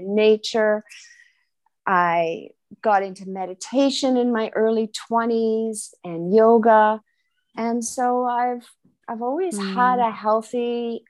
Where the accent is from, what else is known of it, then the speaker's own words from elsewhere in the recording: West Vancouver, British Columbia, Canada; now in Switzerland; I'm originally from British Columbia, Canada, and I grew up in West Vancouver near the ocean